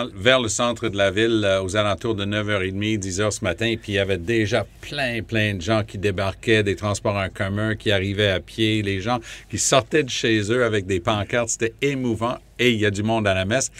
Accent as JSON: {"language": "French", "country": "Canada"}